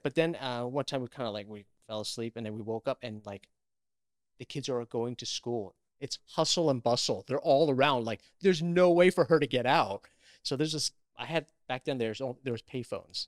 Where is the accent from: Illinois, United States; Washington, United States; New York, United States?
New York, United States; New York City; I grew up in Queens, New York